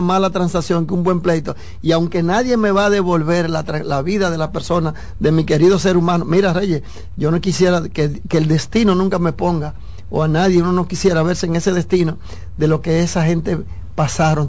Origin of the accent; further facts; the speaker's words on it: Dominican Republic; somos dominicanos